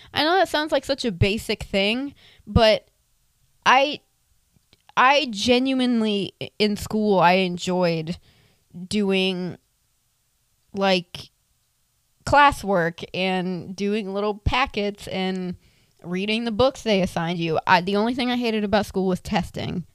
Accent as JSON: {"language": "English", "town": "Tampa", "region": "Florida", "country": "United States", "tie": "born or raised there", "also_born_or_lived": "Inverness, Florida", "said": "Born and raised in Tampa, Florida. Currently, am still stuck here"}